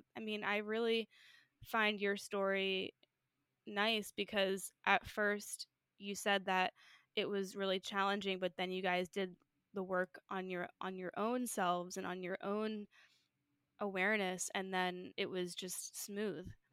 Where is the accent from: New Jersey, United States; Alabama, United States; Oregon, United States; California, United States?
New Jersey, United States; I'm from New Jersey